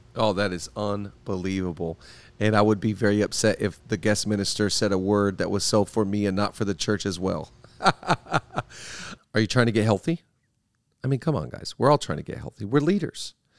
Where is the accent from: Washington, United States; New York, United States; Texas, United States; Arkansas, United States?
Washington, United States; Seattle; now in Los Angeles, United States; I grew up in Seattle, live in L A now